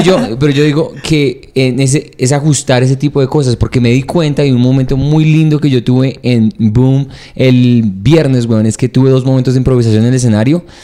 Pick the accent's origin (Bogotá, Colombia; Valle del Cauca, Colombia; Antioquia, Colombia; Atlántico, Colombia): Bogotá, Colombia; moved away; also born or lived in New York / Canada; aquí en Bogotá como bogotano